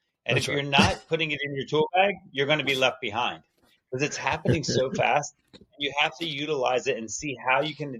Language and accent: English; Jersey Shore, New Jersey, United States; I grew up on the Jersey Shore as a kid